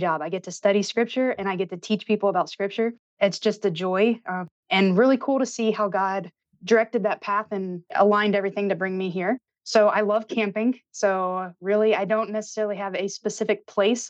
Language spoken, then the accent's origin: English; Memphis, Tennessee, United States; moved away as an adult; now in Northern Kentucky, United States; I grew up in Memphis, Tennessee